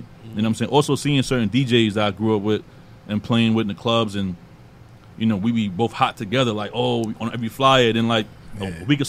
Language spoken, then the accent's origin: English; New York, United States; Like, you know, I grew up in Queens. I'm in Southside.